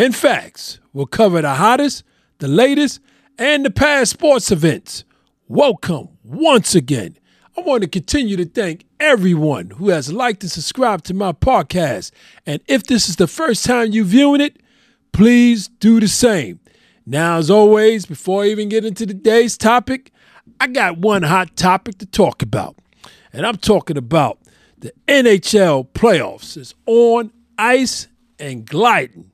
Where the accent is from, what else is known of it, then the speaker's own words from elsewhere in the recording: New York City, New York, United States; I'm born and raised in New York City.